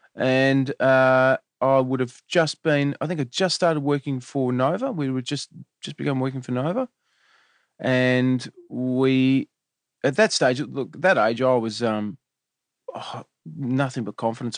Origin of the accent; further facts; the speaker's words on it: Melbourne, Victoria, Australia; We grew up in Eltham, which is in Melbourne